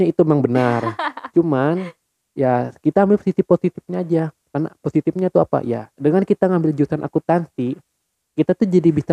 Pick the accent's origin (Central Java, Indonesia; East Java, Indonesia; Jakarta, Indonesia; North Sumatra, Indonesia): Jakarta, Indonesia; born there; gua lahir di Jakarta 16 November 1999